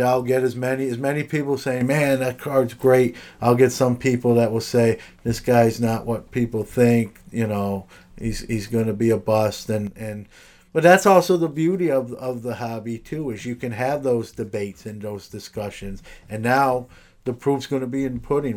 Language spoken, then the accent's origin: English; New York City, New York, United States; now in Syracuse, United States; I'm from, originally from Brooklyn, New York